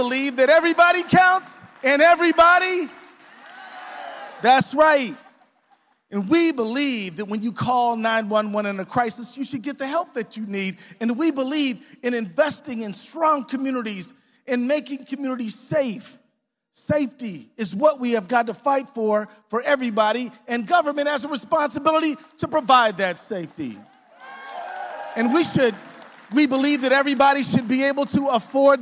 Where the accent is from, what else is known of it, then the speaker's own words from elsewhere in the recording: Minnesota, United States; I'm talking to you as a Minnesotan